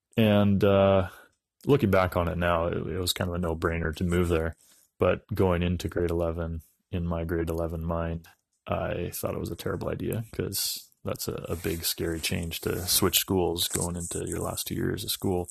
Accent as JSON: {"language": "English", "town": "Dawson Creek", "region": "British Columbia", "country": "Canada", "tie": "born or raised there", "said": "I'm a northern British Columbia boy. I grew up in Dawson Creek, B C"}